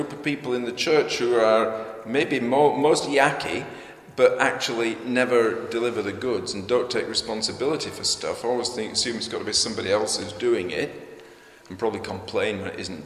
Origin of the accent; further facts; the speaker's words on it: United Kingdom